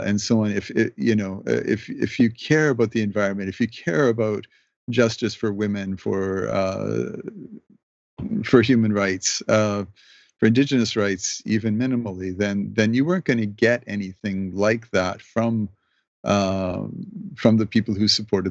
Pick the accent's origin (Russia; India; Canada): Canada; also born or lived in Mexico / Toronto; I'm a Canadian.